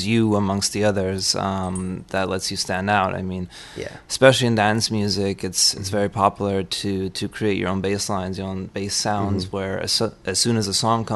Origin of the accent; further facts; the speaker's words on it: Munich, Bavaria, Germany; moved away as an adult; also born or lived in New York / Spain; now in California, United States; I was born in New York, but I was raised in Germany by a very German father